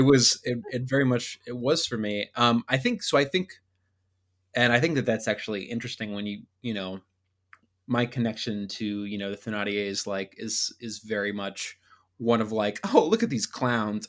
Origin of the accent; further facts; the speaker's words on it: Northern Virginia, United States; I'm from Northern Virginia